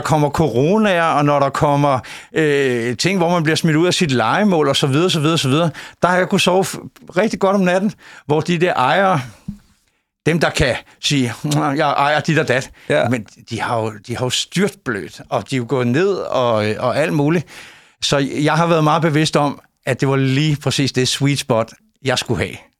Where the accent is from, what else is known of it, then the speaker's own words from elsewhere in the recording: Copenhagen, Capital Region of Denmark, Denmark; moved away as an adult; now in Højby, Denmark; Jeg er inkarneret københavner